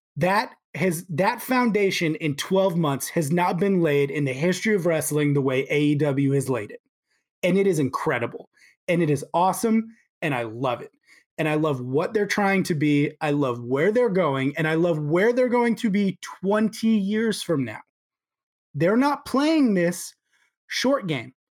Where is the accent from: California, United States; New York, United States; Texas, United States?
Texas, United States; Houston; I was born in Houston